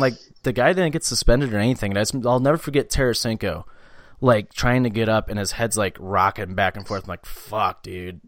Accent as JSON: {"language": "English", "town": "St. Louis", "region": "Missouri", "country": "United States", "said": "I'm from St. Louis."}